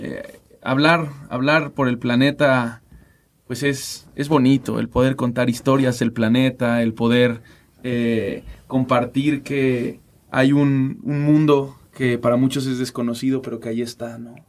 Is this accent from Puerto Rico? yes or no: no; Mexico; como mexicanos